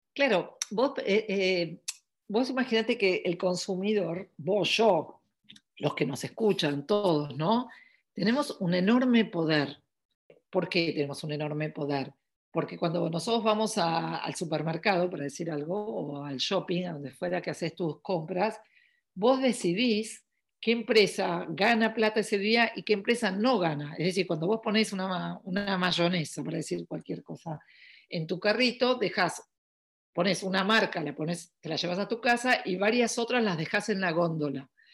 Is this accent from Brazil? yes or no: no; Argentina; also born or lived in New York / Paris; yo soy de Argentina, eh, vivo en Buenos Aires